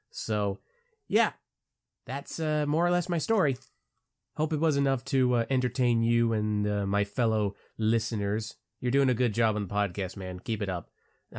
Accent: Palm Bay, Florida, United States; I come from Palm Bay, Florida. So, yes, I am a Florida man

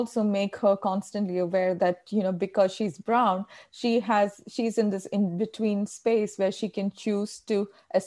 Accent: Kerala, India; accent: Indian; first language Malayalam; English is a second language; moved away as an adult; also born or lived in Australia; now in United States; I've lived in the United States for more than a decade, but I still hold on to my Indian accent.

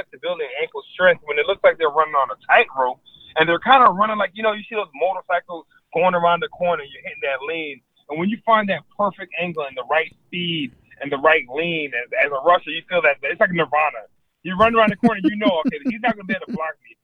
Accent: Florida, United States; growing up in Florida

